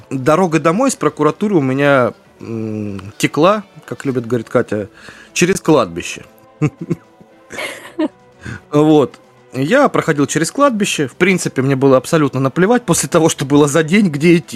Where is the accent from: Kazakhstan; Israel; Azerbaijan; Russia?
Russia; Rostov-on-Don, Rostov Oblast; Из э, Ростов-на-Дону.